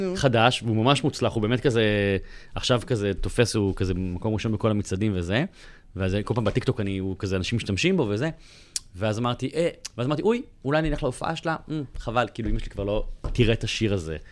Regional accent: Bat Yam, Tel Aviv District, Israel; moved away as an adult; אני עזבתי את הבית בגיל 21, ועברתי לתל אביב מבת ים

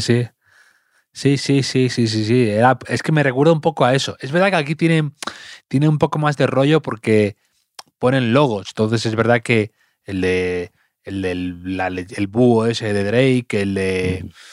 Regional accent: Cantabria, Spain; mi pueblo, en, Cantabria

